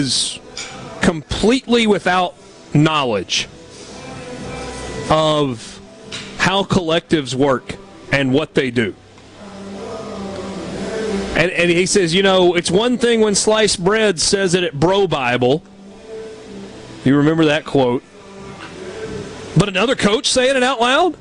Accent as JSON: {"language": "English", "region": "Georgia", "country": "United States", "tie": "born or raised there", "said": "When I was a kid growing up in Georgia"}